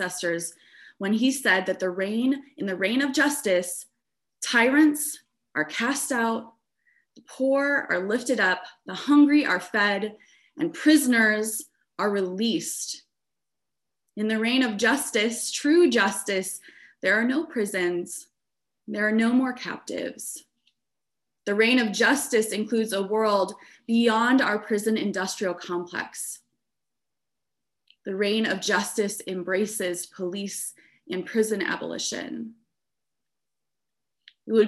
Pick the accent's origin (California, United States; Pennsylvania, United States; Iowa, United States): Iowa, United States; a suburb of Des Moines; now in Chicago, United States; I grew up in Iowa in a suburb of Des Moines, a very white suburb